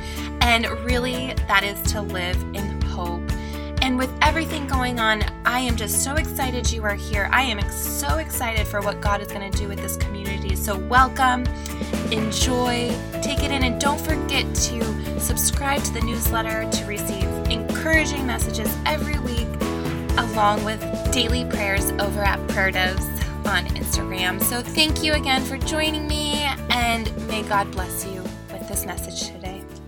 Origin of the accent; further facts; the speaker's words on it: California, United States; also born or lived in Seattle; now in Oregon, United States; Like, I came from California, moving from California to Seattle and then now to Oregon, and I just still miss those sunny SoCal days.